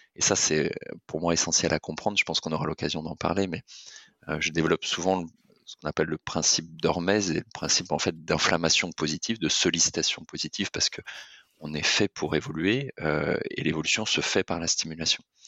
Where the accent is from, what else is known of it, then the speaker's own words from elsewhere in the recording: Lorient, Brittany, France; je suis breton d'origine, euh, l'orientais exactement.